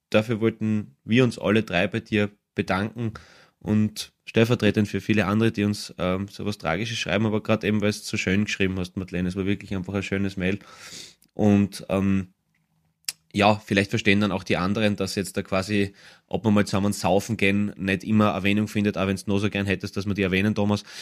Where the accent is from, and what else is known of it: Austria